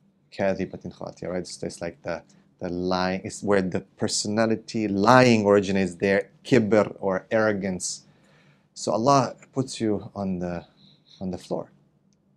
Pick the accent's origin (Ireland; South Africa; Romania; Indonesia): Romania; also born or lived in Canada; now in Malaysia; I was born in Romania.